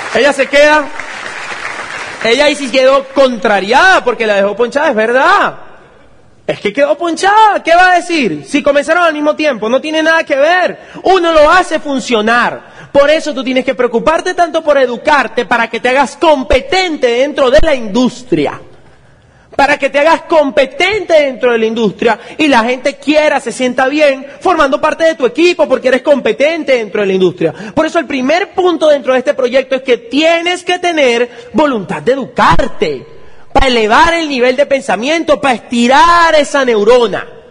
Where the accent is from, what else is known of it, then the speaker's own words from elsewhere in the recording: Venezuela; mi país, que es un país tan complicado